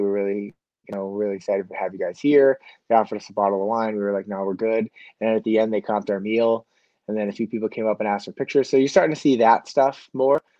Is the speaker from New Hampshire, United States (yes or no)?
yes; Manchester, New Hampshire, United States; now in Auburn, United States; I grew up in Southern New Hampshire at the high school college in Manchester, but now I'm in Auburn